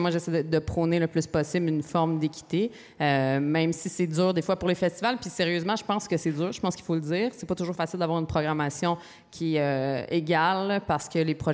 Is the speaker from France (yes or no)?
no; Gatineau, Quebec, Canada; Oui, je viens de Gatineau.